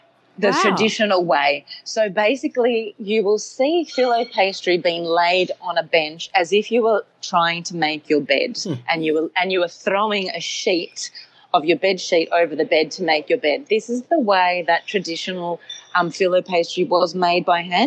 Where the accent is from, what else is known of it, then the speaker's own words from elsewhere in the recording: Melbourne, Victoria, Australia; I was born in Melbourne.